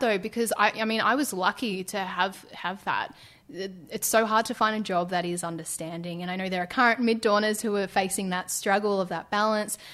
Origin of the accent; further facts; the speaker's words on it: Ballarat, Victoria, Australia; moved away; I grew up in Ballarat